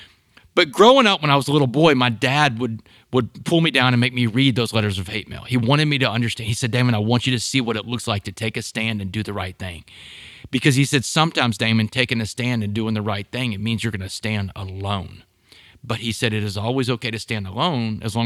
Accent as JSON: {"language": "English", "town": "Port Arthur", "region": "Texas", "country": "United States", "tie": "born or raised there", "said": "I grew up in Port Arthur, Texas, down in Southeast Texas."}